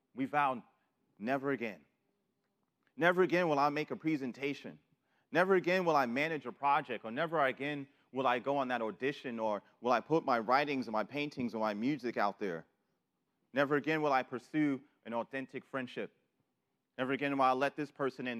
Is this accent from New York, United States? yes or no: yes; New York City, New York, United States; moved away; I'm from New York City